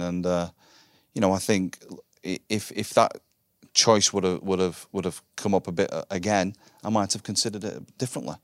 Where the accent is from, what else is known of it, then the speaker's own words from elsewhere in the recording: Wigan, North West England, United Kingdom; I grew up in Wigan in the, in the glory, the glory days